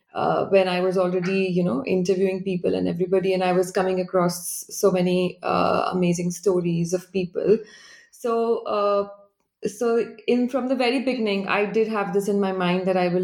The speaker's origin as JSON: {"language": "English", "region": "Delhi", "country": "India", "tie": "born or raised there", "also_born_or_lived": "Tokyo, Japan", "moved": "as an adult", "said": "I grew up in Delhi"}